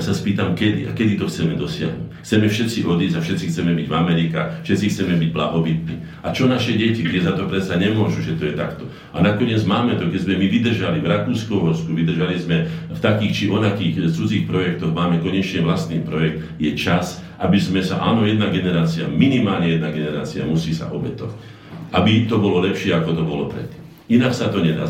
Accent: Slovakia; Sme Slováci, máme špecifickú povahu

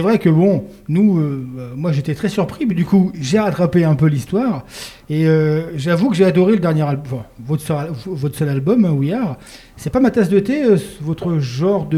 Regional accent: Paris, Île-de-France, France; moved away as an adult; now in Lorraine, France; je suis pas lorrain, hein. moi je suis parisien, j'ai atterri en Lorraine il y a quelques années

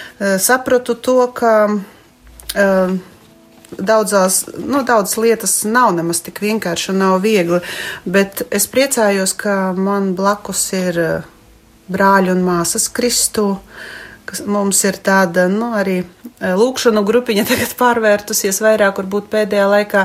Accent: Ilūkste, Augšdaugava Municipality, Latvia; esmu no Ilūkstes

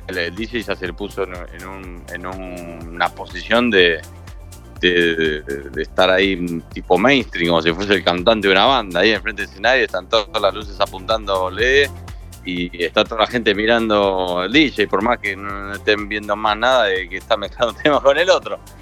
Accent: Buenos Aires, Argentina; soy productor de Argentina, Buenos Aires.

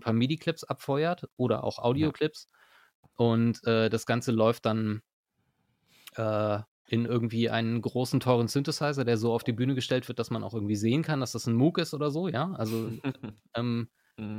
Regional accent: Berlin, Germany; moved away as an adult; now in Osnabrück, Germany; ich bin nicht hier geboren, ich bin in Berlin geboren eigentlich.

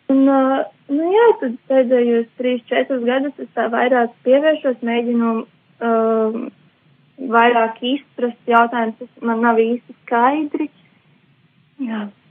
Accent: Jelgava, Latvia; no Jālgavas, es mācos

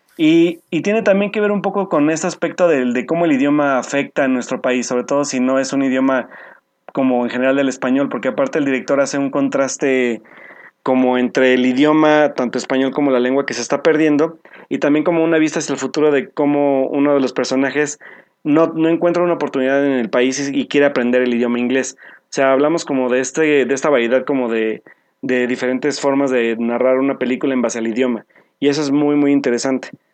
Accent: Mexico

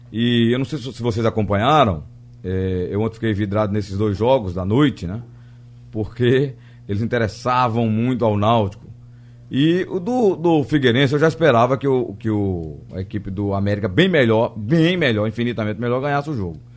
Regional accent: Limoeiro, Pernambuco, Brazil; Eu, eu, sou de Limoeiro

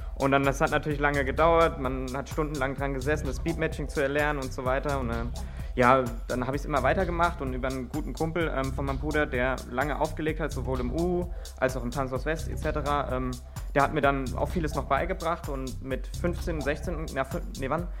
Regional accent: Friedberg, Germany; ich komme aus Friedberg

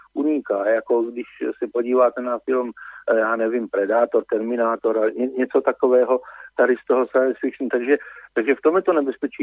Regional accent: Moravia, Czechia; jsem z Moravy.

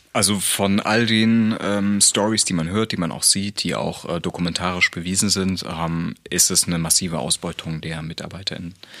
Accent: Dresden, Saxony, Germany; obwohl ich ja gebürtiger Dresdner bin

